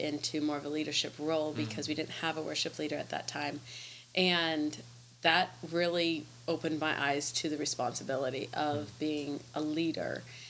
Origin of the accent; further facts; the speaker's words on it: Palatka, Florida, United States; also born or lived in Sydney, Australia; I am originally from Palatka. I mean, my parents moved here when I was two, so I've grown up here, lived here